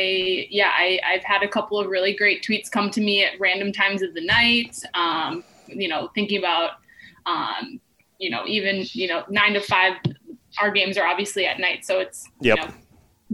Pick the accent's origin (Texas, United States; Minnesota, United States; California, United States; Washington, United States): Minnesota, United States; Bloomington; I grew up in Minnesota. I'm originally from Bloomington.